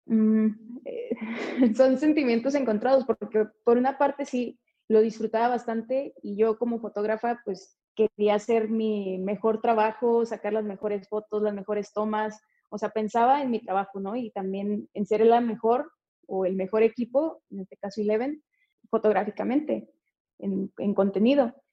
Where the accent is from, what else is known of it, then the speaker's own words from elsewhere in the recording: Tijuana, Baja California, Mexico; moved away; soy de Tijuana